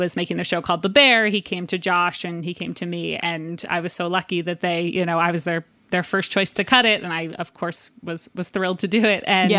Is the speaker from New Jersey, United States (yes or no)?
yes; New Jersey, United States; We're both from New Jersey, both come from religious families.